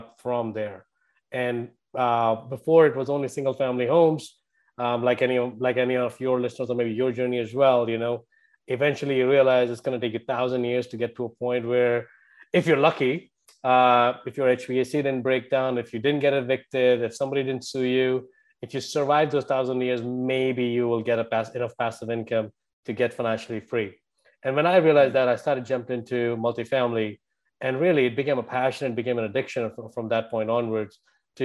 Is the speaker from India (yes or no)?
yes; India; moved away as an adult; now in United States; if my accent didn't give away, I grew up in India. I've been here for over 22 years now.